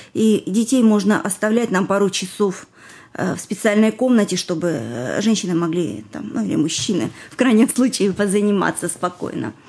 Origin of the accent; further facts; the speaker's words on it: Russia; moved away as an adult; also born or lived in Israel